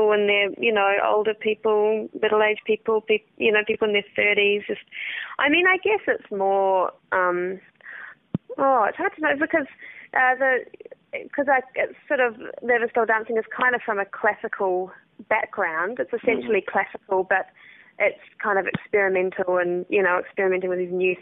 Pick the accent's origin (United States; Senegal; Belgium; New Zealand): New Zealand; Wellington; moved away as an adult; now in Melbourne, Australia; Wellington, which is my hometown